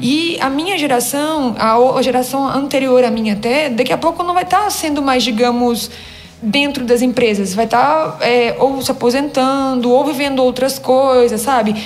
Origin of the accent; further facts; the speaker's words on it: Minas Gerais, Brazil; eu nasci em Minas